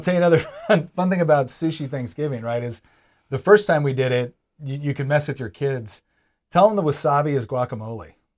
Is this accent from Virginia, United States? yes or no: yes; Charlottesville, Virginia, United States; I'm from Charlottesville